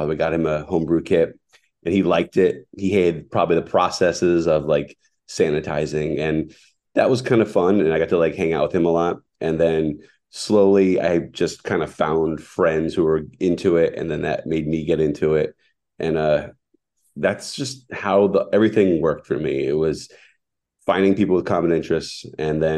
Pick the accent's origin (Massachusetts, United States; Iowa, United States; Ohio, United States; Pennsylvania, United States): Pennsylvania, United States; Scranton; also born or lived in Philadelphia, Pennsylvania; now in Douglassville, United States; I grew up in the Scranton area